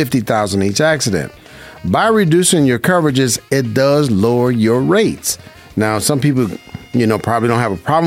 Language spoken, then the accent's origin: English; Las Vegas, Nevada, United States; I was born and raised in Vegas, and I love it. This is my hometown.